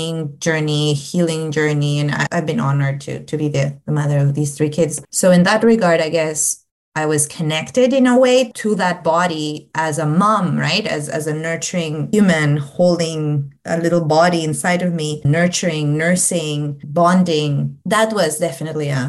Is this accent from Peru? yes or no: yes; Peru; English is a second language; moved away as an adult; my own childhood, my own teen years, you know, growing up in Peru